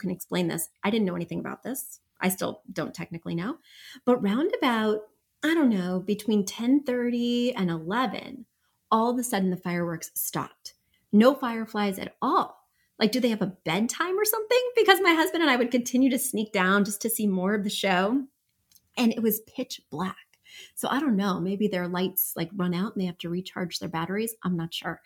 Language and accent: English; Midwest, United States; moved away; I'm from the Midwest.